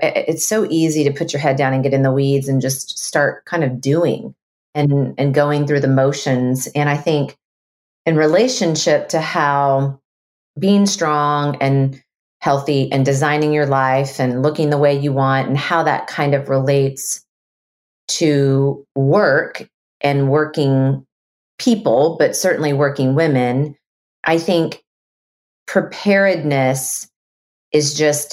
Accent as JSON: {"language": "English", "region": "Texas", "country": "United States", "said": "I'm a Texan"}